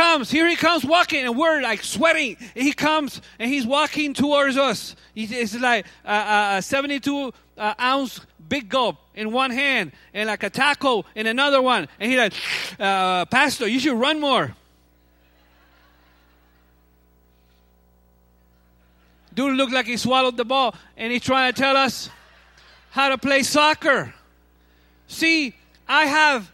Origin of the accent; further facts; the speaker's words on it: Cuba; moved away; I'm from Cuba. So I grew up playing baseball